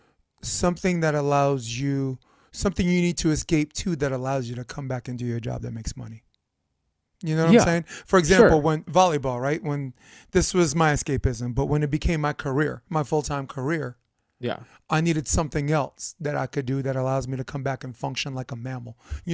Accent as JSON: {"language": "English", "town": "Brooklyn", "region": "New York", "country": "United States", "said": "I'm from Brooklyn"}